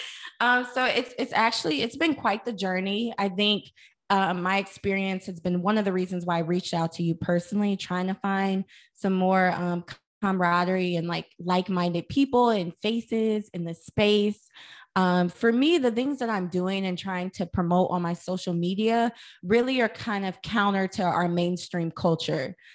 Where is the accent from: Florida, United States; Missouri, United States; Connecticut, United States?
Missouri, United States; St. Louis; I'm from St. Louis, Missouri